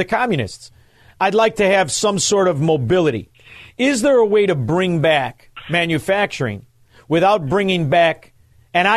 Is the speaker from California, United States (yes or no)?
no; Chicago, Illinois, United States; I'm from Chicago